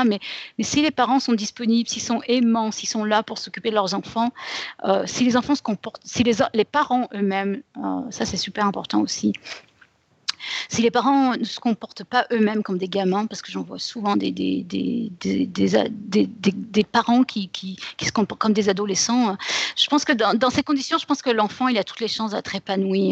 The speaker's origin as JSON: {"language": "French", "country": "France", "moved": "as an adult", "lives_now": "United States"}